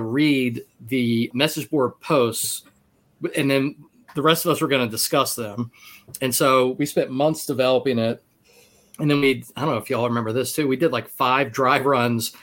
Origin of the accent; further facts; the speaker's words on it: Baltimore, Maryland, United States; they're my hometown team